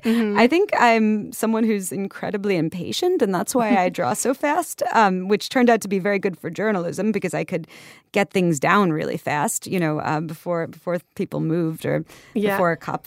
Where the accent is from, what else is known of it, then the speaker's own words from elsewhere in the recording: New York, United States; I'm from New York and I'm from Far Rockaway originally. And my family's lived here for like over 100 years on my mom's side and my dad's side since, you know, his dad immigrated, you know, to get a factory job in the 50s.